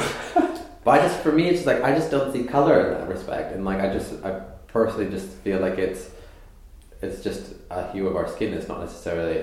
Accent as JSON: {"language": "English", "country": "Canada", "tie": "born or raised there", "also_born_or_lived": "East London", "moved": "as an adult", "lives_now": "London, United Kingdom", "said": "I grew up in Canada"}